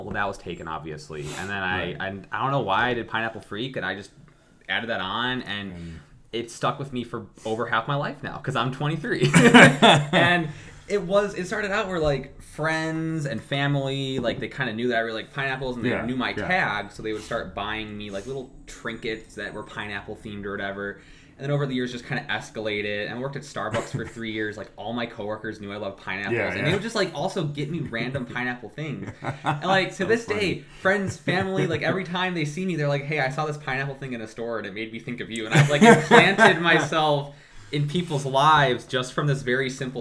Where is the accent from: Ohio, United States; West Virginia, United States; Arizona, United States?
Ohio, United States; Mentor; also born or lived in Fairport Harbor, Ohio; I grew up in Mentor for most of my life